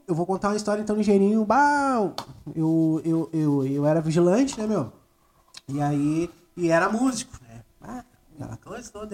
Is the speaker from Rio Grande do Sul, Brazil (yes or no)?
yes; Gravataí, Rio Grande do Sul, Brazil; also born or lived in Cachoeirinha; Eu me criei em Gravataí, em Cachoeirinha